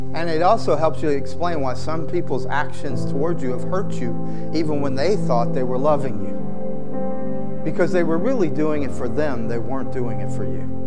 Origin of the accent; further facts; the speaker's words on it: the South, United States; I grew up in the South, it's in my DNA